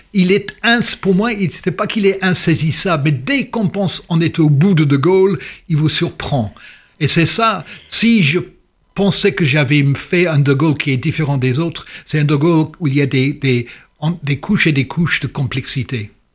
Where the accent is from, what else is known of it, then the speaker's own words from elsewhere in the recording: England, United Kingdom; French is a second language; also born or lived in Swansea, Wales / London; en tant qu'anglais